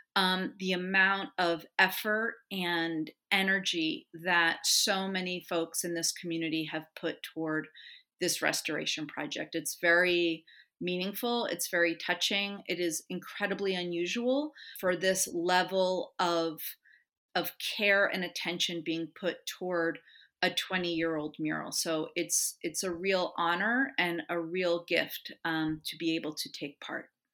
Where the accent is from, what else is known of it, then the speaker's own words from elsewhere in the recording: Los Angeles, California, United States; I grew up in Los Angeles in the eighties